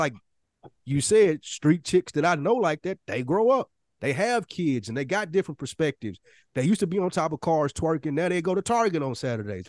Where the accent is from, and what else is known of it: Nashville, Tennessee, United States